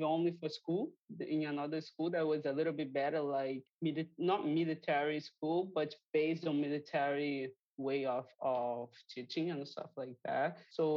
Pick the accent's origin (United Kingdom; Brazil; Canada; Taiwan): Brazil; Rio de Janeiro; English is a second language; Yeah, I grew up in here. I was born and grew up in here.